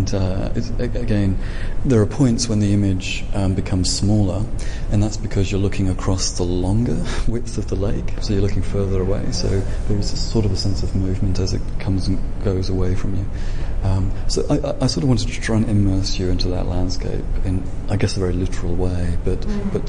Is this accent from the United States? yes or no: no; England, United Kingdom; I'm English